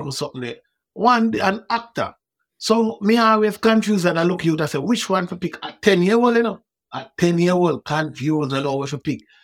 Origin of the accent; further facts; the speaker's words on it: Kingston, Jamaica; I wasn't harassed by police growing up in Waterhouse